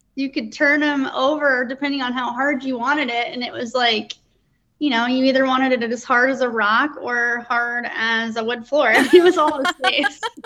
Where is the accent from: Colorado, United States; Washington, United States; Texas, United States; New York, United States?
Colorado, United States; Colorado Springs; I grew up in Colorado Springs, Colorado